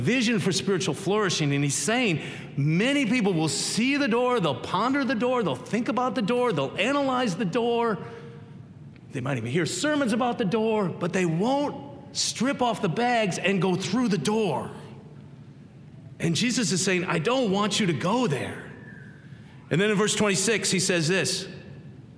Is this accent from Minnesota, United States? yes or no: yes; Minnesota, United States; I grew up in Minnesota, middle of seven kids